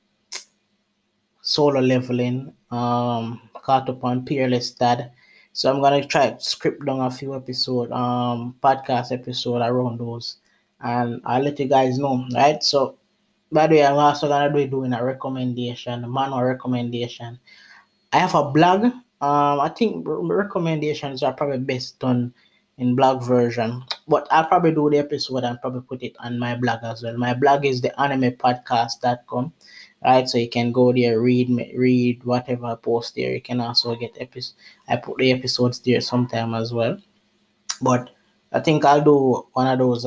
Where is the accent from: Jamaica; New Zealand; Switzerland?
Jamaica; I'm from Jamaica, but I was away, I was in the Bahamas working. And I'm back in Jamaica now